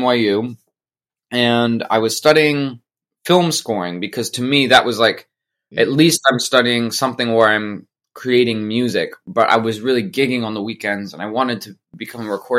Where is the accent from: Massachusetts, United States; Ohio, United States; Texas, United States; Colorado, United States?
Colorado, United States; also born or lived in Denver / New York City; now in Nashville, United States; I grew up in Colorado